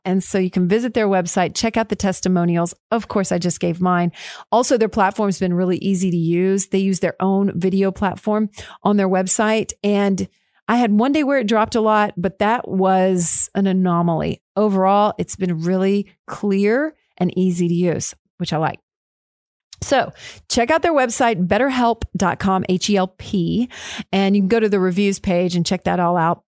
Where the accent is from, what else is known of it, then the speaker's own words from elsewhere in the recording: Killeen, Texas, United States; I'm Killeen, Texas, just right down the road